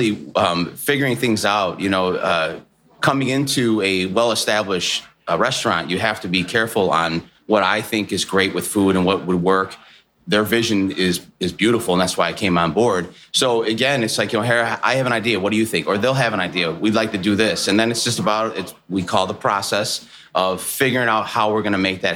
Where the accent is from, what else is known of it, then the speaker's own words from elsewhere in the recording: Chicago, Illinois, United States; I'm from Chicago.